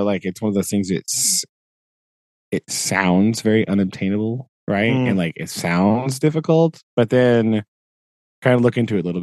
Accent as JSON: {"language": "English", "country": "United States", "said": "me being an American"}